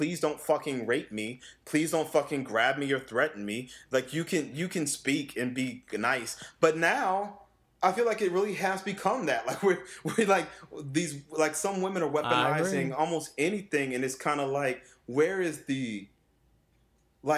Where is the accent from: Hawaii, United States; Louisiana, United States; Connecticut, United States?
Louisiana, United States; New Orleans; I come from the South, you know, I was born and raised in New Orleans.